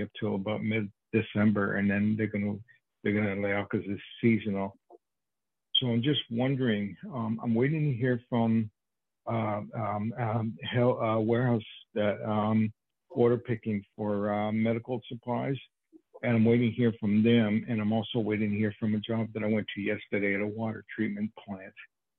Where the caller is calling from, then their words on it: New York, United States; I'm calling from New York. Even though it's a California number, I'm calling from New York.